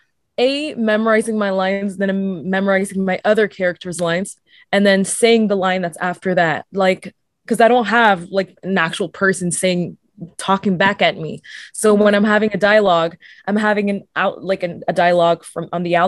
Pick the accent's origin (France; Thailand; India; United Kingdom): France; also born or lived in Mauritius; now in Toronto, Canada; I wanted to live back in France because I'm originally from France